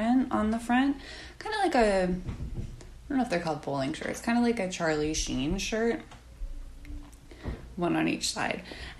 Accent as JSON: {"language": "English", "country": "Canada", "said": "I'm Canadian, where we normally say"}